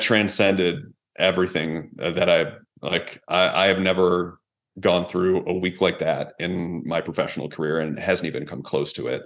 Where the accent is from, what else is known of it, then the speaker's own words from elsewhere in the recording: Hamburg, New York, United States; also born or lived in Buffalo, New York / Florida; I'm a kid from Hamburg, New York